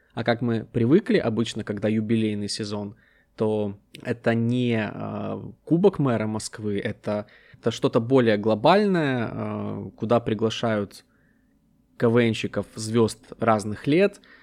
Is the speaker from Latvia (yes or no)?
no; Ukraine; я из Украины